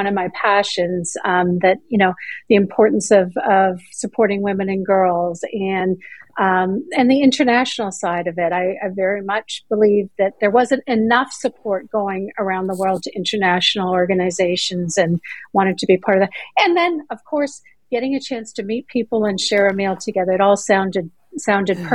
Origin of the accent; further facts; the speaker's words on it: Canada; moved away as an adult; now in Greenville, United States; I'm originally from Canada. I lived there, born and raised there